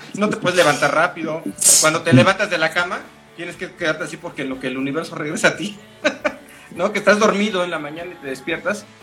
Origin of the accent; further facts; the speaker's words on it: Mexico; es parte de mi identidad, soy mexicano.